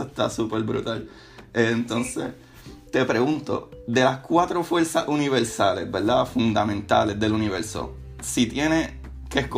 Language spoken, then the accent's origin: Spanish; Puerto Rico; now in St. Petersburg, United States; yo, de la misma manera, pues me crié en Puerto Rico, ciudad